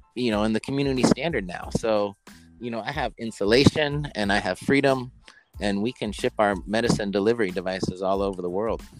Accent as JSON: {"language": "English", "region": "Oregon", "country": "United States", "tie": "born or raised there", "said": "a young person growing up in Oregon"}